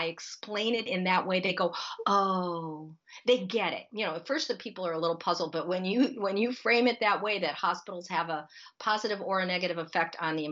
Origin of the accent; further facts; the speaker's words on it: Akron, Ohio, United States; when I was growing up in Akron, Ohio, the sky was full of toxic odors and toxic smoke